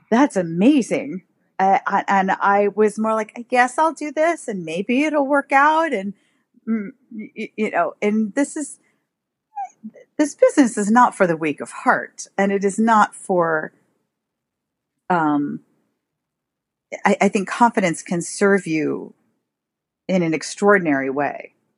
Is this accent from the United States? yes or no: yes; New York City, New York, United States; I grew up in New York City. I am one of those odd people who grew up in Manhattan